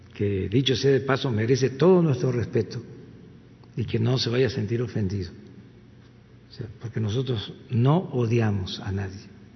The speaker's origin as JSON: {"language": "Spanish", "town": "Tepetitán", "region": "Tabasco", "country": "Mexico", "moved": "yes", "lives_now": "Mexico City, Mexico", "said": "yo soy de Tepetitán"}